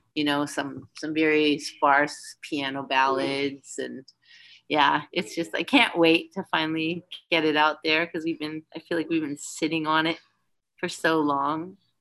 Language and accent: English; Winnipeg, Manitoba, Canada; moved away; also born or lived in Vancouver; I wasn't born there, but I grew up there. Came of age there